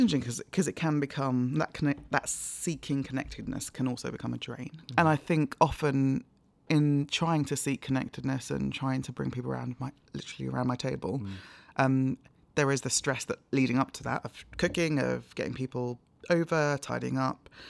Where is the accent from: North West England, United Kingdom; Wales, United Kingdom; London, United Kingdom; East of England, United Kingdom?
London, United Kingdom; also born or lived in Nigeria / Hampshire / Cambridge; I was born in Nigeria but moved to London when I was four